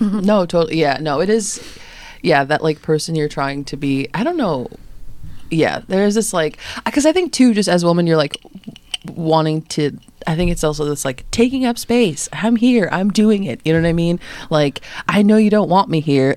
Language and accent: English; Lombard, Illinois, United States; I'm from Lombard.